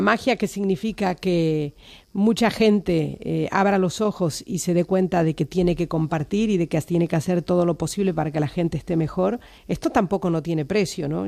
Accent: Argentina; now in Spain; tengo mis raíces en Argentina y soy irrenunciablemente argentina

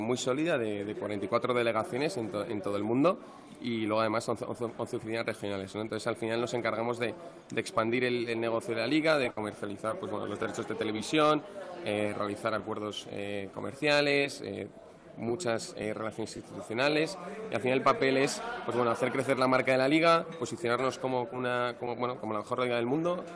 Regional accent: Spain; nosotros somos españoles

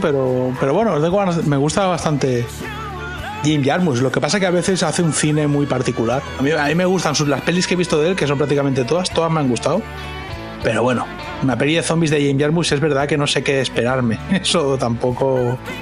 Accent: Catalonia, Spain; moved away as an adult; now in United States; yo vengo de Cataluña

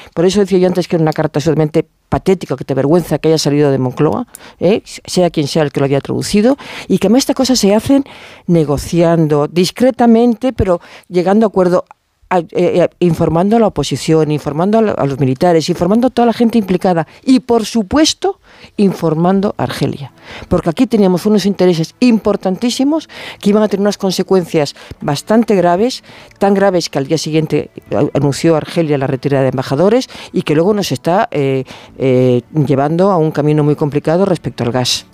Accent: Galicia, Spain; como gallega

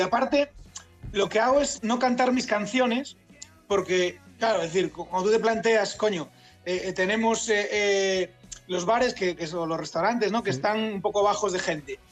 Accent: A Coruña, Galicia, Spain; moved away; also born or lived in Tunisia / Paris / Egypt / Málaga; yo soy gallego, soy de La Coruña

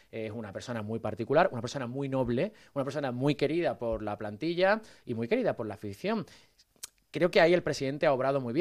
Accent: Cádiz, Andalusia, Spain; Bueno, yo soy de Cádiz

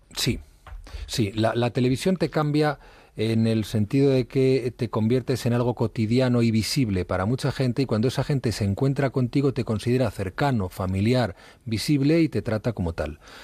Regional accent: Madrid, Community of Madrid, Spain; also born or lived in Ribadedeva, Asturias / Ujo, Asturias; nací en Madrid, he vivido prácticamente toda mi infancia en Madrid

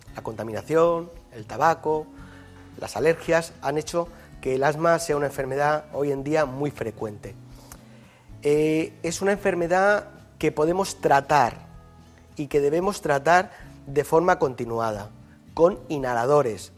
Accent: Yecla, Region of Murcia, Spain; now in Madrid, Spain; El hospital de mi pueblo se sigue llamando Hospital Virgen del Castillo y a mucha honra, ¿no? que es la patrona de Yecla

